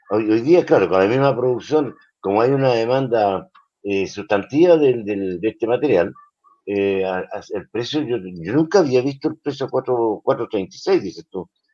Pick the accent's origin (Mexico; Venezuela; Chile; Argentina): Chile